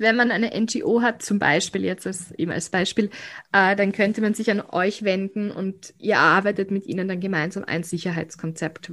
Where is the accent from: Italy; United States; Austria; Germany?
Austria; Graz, Styria; bei uns in Graz